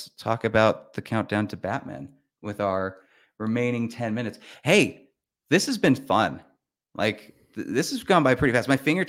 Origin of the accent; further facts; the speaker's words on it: St. George, Utah, United States; I did that, I'm from St. George.